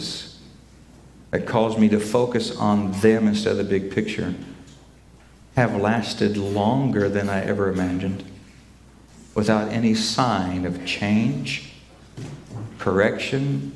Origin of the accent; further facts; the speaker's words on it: Oklahoma, United States; I grew up in Oklahoma